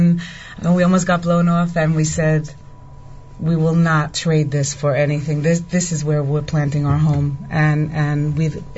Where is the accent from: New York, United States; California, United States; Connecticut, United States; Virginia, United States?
New York, United States; New York City; born or raised there; moved away as an adult; now in Itamar, Israel